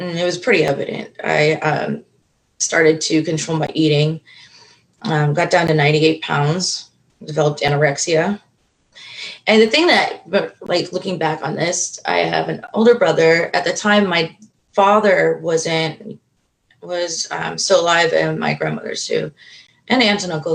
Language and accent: English; Florida, United States; actually born and raised in Florida